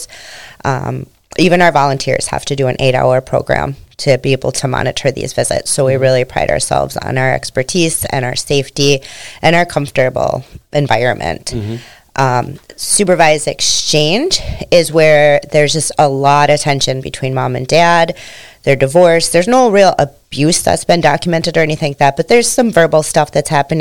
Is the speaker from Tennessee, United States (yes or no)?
no; St. Michael, Minnesota, United States; also born or lived in South Haven, Minnesota / Annandale, Minnesota; I grew up in St. Michael, Albertville. So I've always been out in this area.